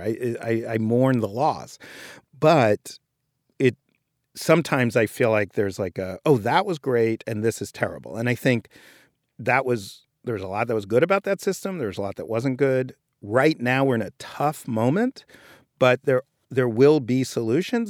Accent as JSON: {"language": "English", "town": "New York City", "region": "New York", "country": "United States", "tie": "born or raised there", "said": "I grew up in Greenwich Village and I, in New York"}